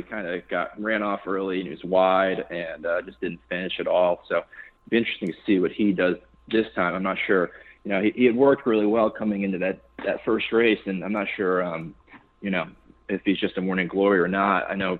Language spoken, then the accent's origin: English; Massachusetts, United States; No, so that was Western Massachusetts